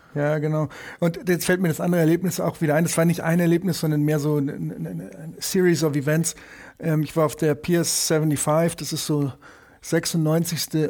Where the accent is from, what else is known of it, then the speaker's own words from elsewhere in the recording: Munich, Bavaria, Germany; also born or lived in New York; ich bin hier im Olympiadorf aufgewachsen in, in München